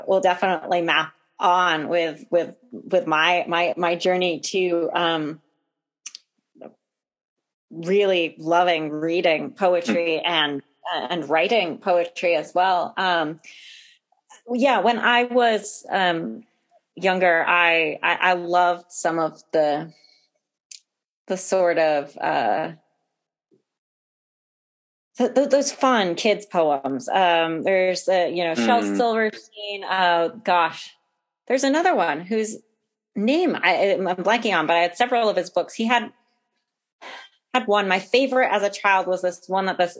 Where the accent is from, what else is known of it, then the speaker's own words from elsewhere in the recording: New England, United States; I was growing up in New England